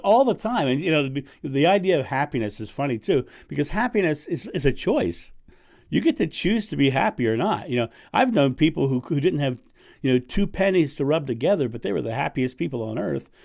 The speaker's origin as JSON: {"language": "English", "country": "United States", "said": "I'm American"}